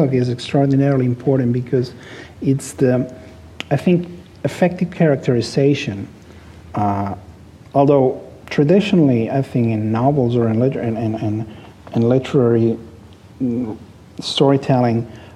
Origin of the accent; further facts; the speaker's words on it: Barcelona, Catalonia, Spain; English is a second language; I was born in Barcelona. I was raised there. I lived there most of my life. I'm a product of the city. It's my hometown